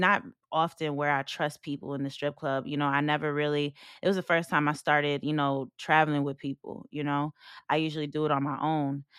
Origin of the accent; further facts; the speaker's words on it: Long Island, New York, United States; moved away; also born or lived in Philadelphia; I come from Long Island, very racist neighborhood